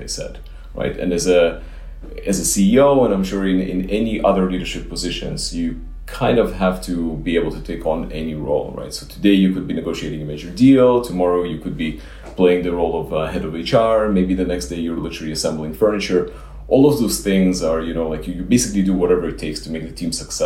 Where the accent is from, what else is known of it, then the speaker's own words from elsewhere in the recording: Israel; also born or lived in Ukraine; now in United States; I grew up in Israel